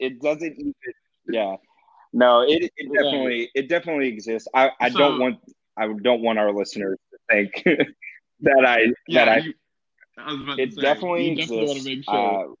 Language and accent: English; the South, United States; We're both Southerners.